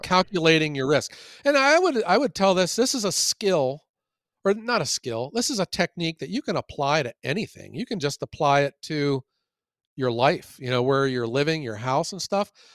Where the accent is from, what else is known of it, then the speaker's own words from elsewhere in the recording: Ohio, United States; I'm from Ohio